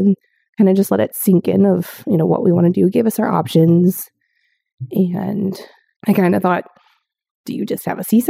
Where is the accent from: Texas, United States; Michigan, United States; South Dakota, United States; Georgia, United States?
South Dakota, United States; I moved to North Dakota from South Dakota, and I came from a good-sized family of four brothers and an angel sister